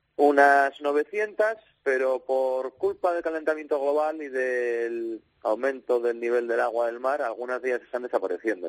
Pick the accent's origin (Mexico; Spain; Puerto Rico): Spain; Gijón, Asturias; moved away as an adult; yo, yo soy de Gijón, entonces nacer en Gijón y ser de otro equipo que no sea el Sporting no lo entiendo muy bien